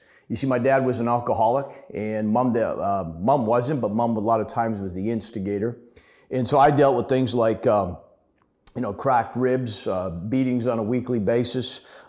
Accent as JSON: {"language": "English", "town": "Ottawa", "region": "Ontario", "country": "Canada", "tie": "born there", "said": "So anyways, a little bit about my story. I was born in Ottawa, but like I said, about 50 years ago."}